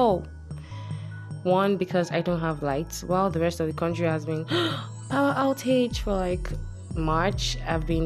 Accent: Nigeria; I'm Nigerian.

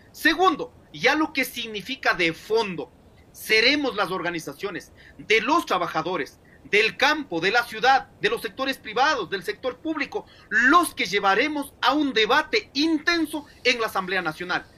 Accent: Ecuador; nosotros, como hijos de esta tierra, somos ecuatorianos

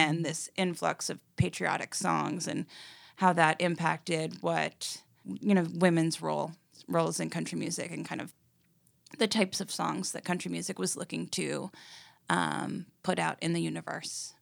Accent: New York City, New York, United States; moved away as an adult; also born or lived in Los Angeles; now in Nashville, United States; a kid growing up in New York City

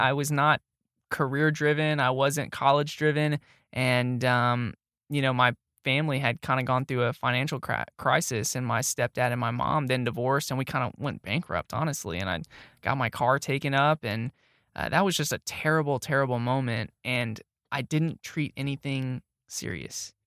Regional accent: Arlington, Texas, United States; moved away as an adult; also born or lived in Kilgore, Texas / Arkansas; now in Tyler, United States; when I was growing up in Arlington

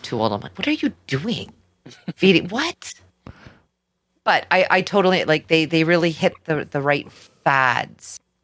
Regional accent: Canada; we're Canadian.

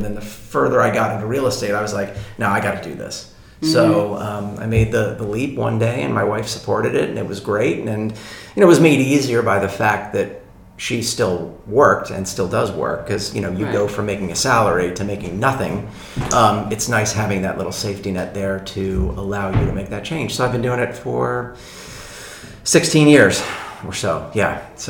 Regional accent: Sicily, Italy; born there; I was born in Sicily.

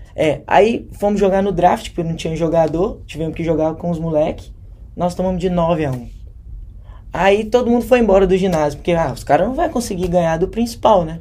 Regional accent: Contagem, Minas Gerais, Brazil; moved away as an adult; now in Australia; nasci e cresci em Contagem, Minas Gerais

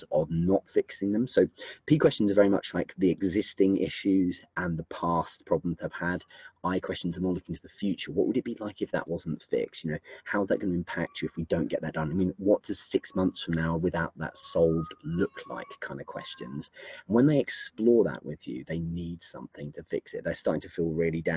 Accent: England, United Kingdom; I'm English as well

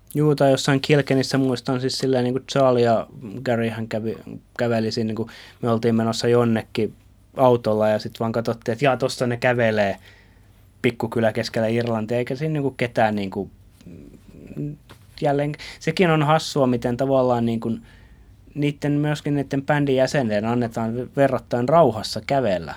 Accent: Finland; mä oon Suomesta

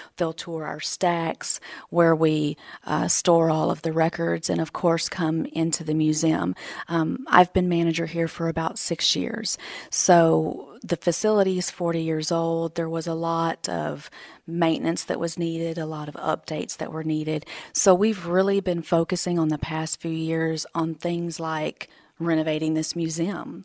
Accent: Newton County, Texas, United States; moved away as an adult; also born or lived in Beaumont, Texas / Missouri; I grew up in Newton County, born in Beaumont and, and raised in Newton

